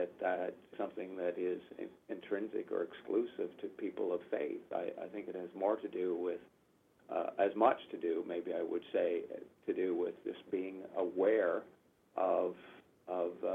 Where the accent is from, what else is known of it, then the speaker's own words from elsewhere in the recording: Canada; I was born in Canada